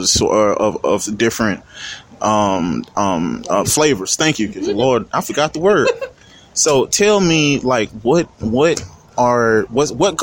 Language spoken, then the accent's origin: English; Louisiana, United States; I'm from Louisiana